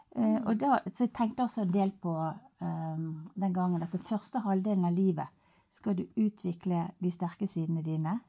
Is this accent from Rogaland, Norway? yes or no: no; Finse, Vestland, Norway; now in Bergen, Norway; Jeg kom jo fra Finse opprinnelig, da. Og der oppe på på fjellet, der var jo livet enkelt